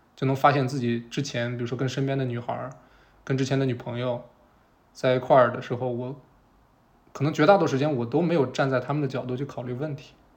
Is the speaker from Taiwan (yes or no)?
no; Shandong, China; 我是一个在山东长大的男孩儿